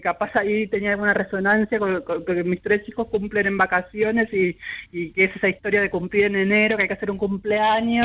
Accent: Buenos Aires, Argentina; yo soy más porteña que nada, ¿viste? nena de balcón, así de toda la vida, nacida en el bosque, ahí en Malavia y Güemes, y chica de departamento

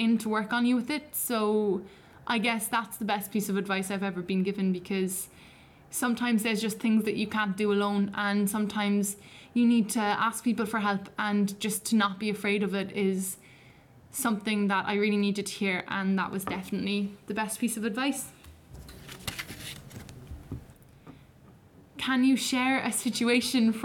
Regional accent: Cork, Munster, Ireland; I'm 17. I'm from Cork

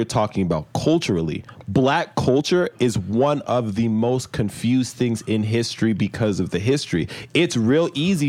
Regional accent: Nigeria; We're Nigerian.

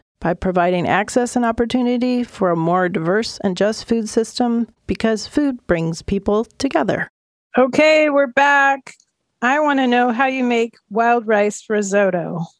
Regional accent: Minnesota, United States; now in Oregon, United States; So I grew up in Minnesota

